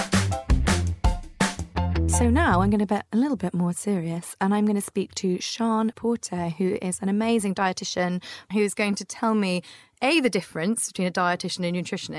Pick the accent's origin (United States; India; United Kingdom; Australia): United Kingdom; Scotland; I'm from Scotland.